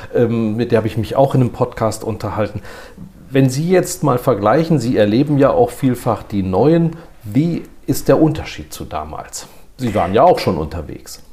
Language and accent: German; Rhineland, Germany; ich bin Rheinländer